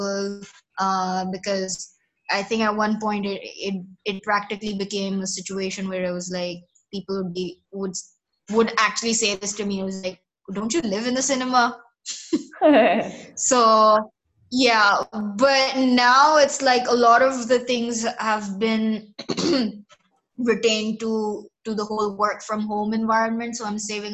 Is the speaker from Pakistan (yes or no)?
yes; Pakistan; I basically grew up here in Pakistan